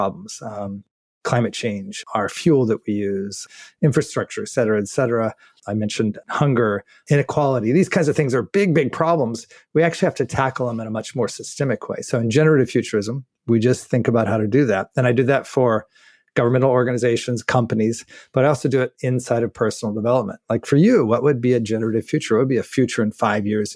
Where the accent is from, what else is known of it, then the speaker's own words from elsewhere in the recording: New Mexico, United States; moved away as an adult; also born or lived in Albuquerque, New Mexico / Los Angeles / Germany; now in Netherlands; I grew up in New Mexico